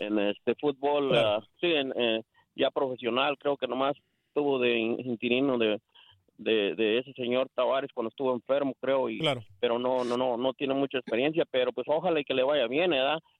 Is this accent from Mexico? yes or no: yes; Mexico; Yo soy mexicano